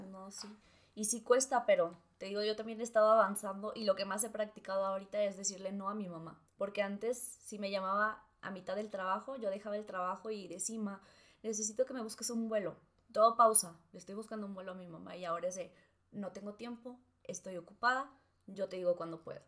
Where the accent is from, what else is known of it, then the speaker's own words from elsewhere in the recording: Cananea, Sonora, Mexico; moved away; mi pueblo, a Cananea